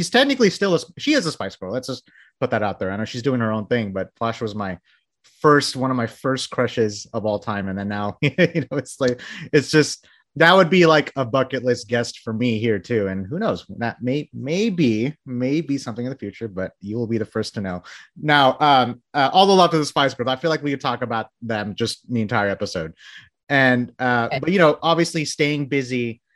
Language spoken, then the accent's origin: English; Bangladesh; moved away; I was born in Bangladesh, you know, I moved here, you know, in the early 90s